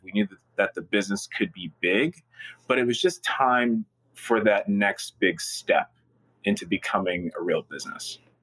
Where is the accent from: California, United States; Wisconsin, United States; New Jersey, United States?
New Jersey, United States; Newark; I was born and raised in Newark